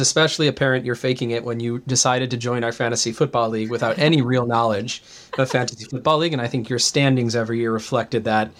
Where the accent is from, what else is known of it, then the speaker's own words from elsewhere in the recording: Midwest, United States; I grew up in the Midwest